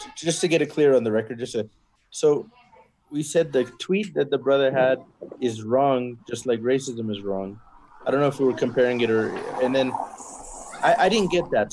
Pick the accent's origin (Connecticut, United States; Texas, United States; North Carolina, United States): Texas, United States; I was born and raised in Texas, but originally my parents are from Kashmir.